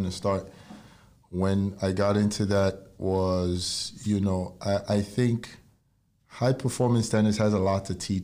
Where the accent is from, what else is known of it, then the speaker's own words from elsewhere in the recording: Nigeria; moved away as an adult; now in United States; I was born and raised in Nigeria, and I moved to the U.S.